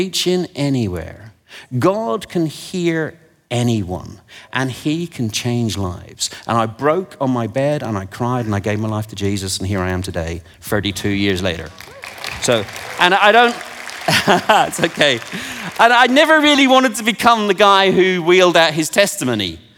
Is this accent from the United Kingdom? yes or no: yes; England, United Kingdom; I'm from England and I've forgotten how to speak it